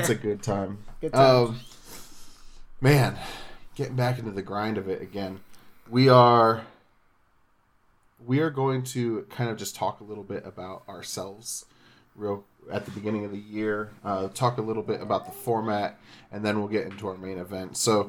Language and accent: English; San Diego, California, United States; also born or lived in Illinois; We moved back. I was nine, actually. We moved back from Illinois, and I thought that I should root for a team that was closer to my hometown, which is San Diego.